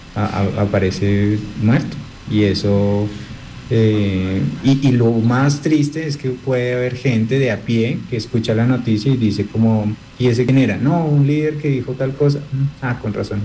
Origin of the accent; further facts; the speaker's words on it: Colombia; como colombianos